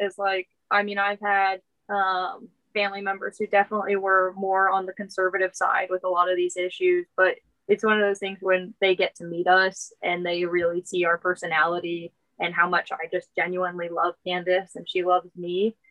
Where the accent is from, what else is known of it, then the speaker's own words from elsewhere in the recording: Texas, United States; I came from Texas and it was very hard for me to come out as gay.